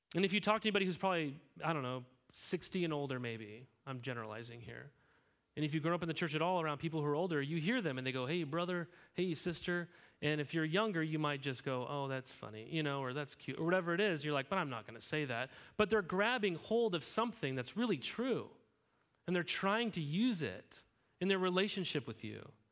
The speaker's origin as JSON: {"language": "English", "town": "Helena", "region": "Montana", "country": "United States", "tie": "born or raised there", "moved": "yes", "lives_now": "Corvallis, United States", "said": "I grew up in Helena, Montana"}